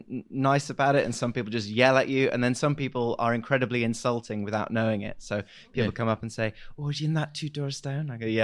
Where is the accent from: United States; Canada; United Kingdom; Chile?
United Kingdom; Huddersfield, Yorkshire and the Humber; So I grew up in Huddersfield, which is just there.